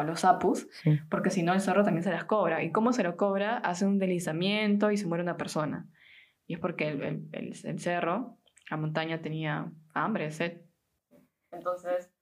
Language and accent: Spanish; Peru; now in Germany; soy de Perú, tengo 26 y vivo desde hace un tiempo en Alemania